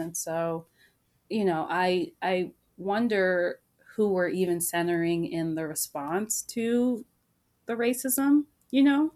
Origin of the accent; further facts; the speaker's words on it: Maryland, United States; I grew up in Maryland